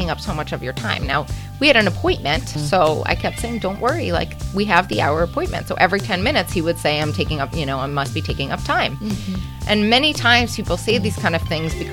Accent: Boca Raton, Florida, United States; I grew up here in South Florida, Boca Raton, Florida

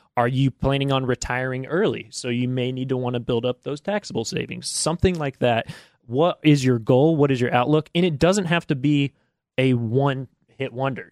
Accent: Georgetown, Indiana, United States; moved away as an adult; also born or lived in Ohio; now in Lexington, United States; I'm from Southern Indiana

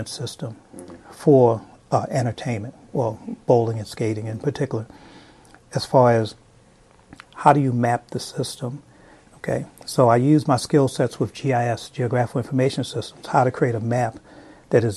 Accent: Baltimore, Maryland, United States; I grew up in Baltimore

